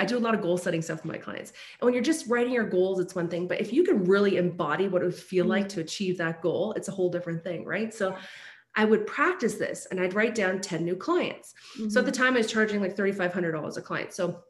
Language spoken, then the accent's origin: English; Scotland, United Kingdom; born there; moved away; And I was like, my parents came from Scotland. Yes. I was born in Scotland, came here.